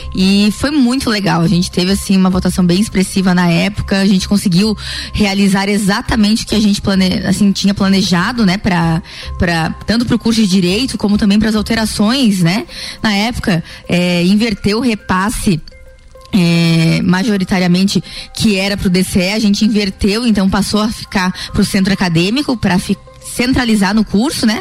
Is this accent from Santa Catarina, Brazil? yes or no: yes; Lages, Santa Catarina, Brazil; eu sou nascida em Lages